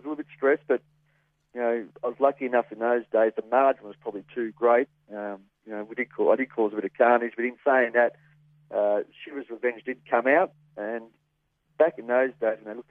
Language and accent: English; Parkdale, Victoria, Australia; I was originally from Parkdale